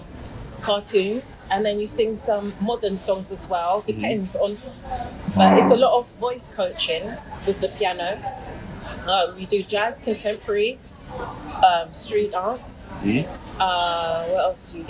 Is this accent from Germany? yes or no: no; Ghana; I'm from Ghana